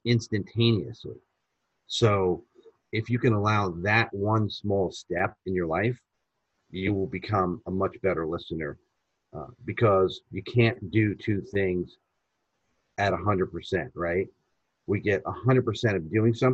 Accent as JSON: {"language": "English", "country": "United States", "said": "being American, we're speaking English to an Italian"}